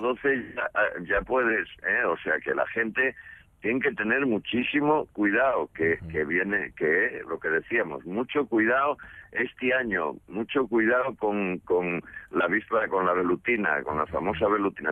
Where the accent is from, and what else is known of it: Asturias, Spain